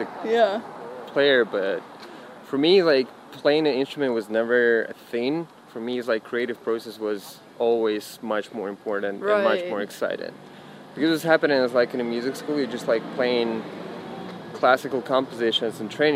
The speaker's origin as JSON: {"language": "English", "town": "Engels", "region": "Saratov Oblast", "country": "Russia", "tie": "born or raised there", "moved": "as an adult", "said": "I was born in Engels, Russia, and I actually grew up there."}